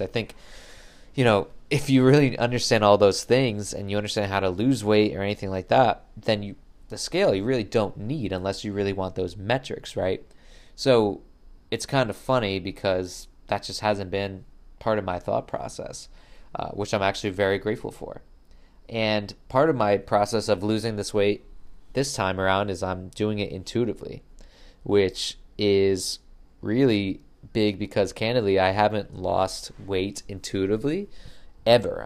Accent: Connecticut, United States; moved away as an adult; also born or lived in Brooklyn, New York; I moved back from Brooklyn to Connecticut

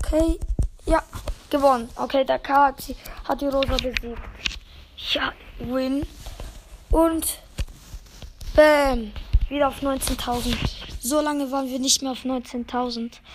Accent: Switzerland; ich bin Schweizer.

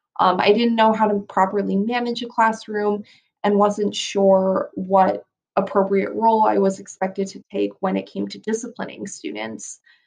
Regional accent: United States; first language English; I was a bit self-conscious about being an American and how that may be perceived

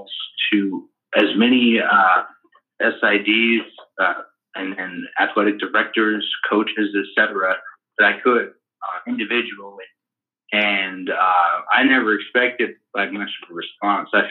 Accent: Oregon, United States; also born or lived in Texas; I was born in Texas and then grew up in Oregon ever since 89, and then went to the University of Oregon

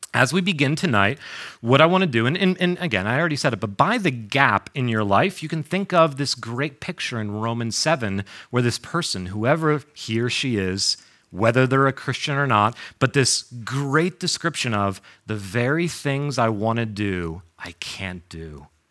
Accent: New York, United States; moved away as an adult; also born or lived in North Carolina / Boston; I grew up in New York

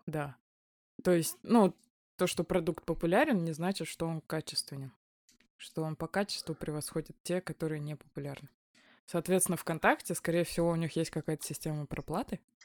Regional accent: Yakutia, Sakha Republic, Russia; moved away; Я выросла в Якутии, больше свою часть жизни я там жила.

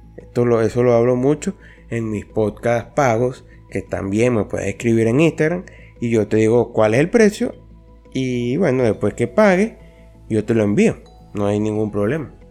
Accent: Venezuela; yo nací en Venezuela, yo, yo soy aquí de Venezuela

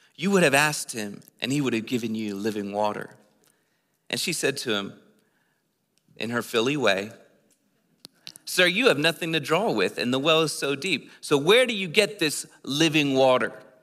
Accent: East Coast, United States; moved away as an adult; I'm from the East Coast. I just moved here like four weeks ago

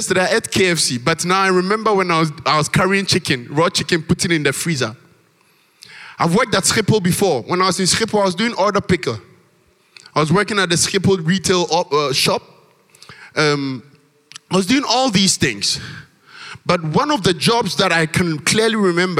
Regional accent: Ghana; moved away; our Ghanaian church mothers and fathers

